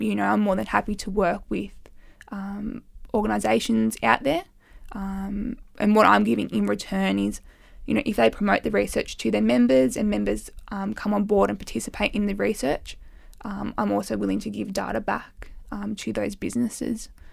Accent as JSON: {"language": "English", "town": "Armidale", "region": "New South Wales", "country": "Australia", "tie": "born or raised there", "moved": "yes", "said": "my hometown, which is Armidale, New South Wales."}